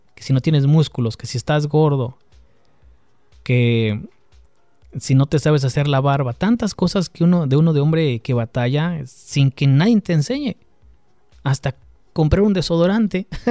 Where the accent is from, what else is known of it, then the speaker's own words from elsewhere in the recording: Mexico; Los que crecimos en México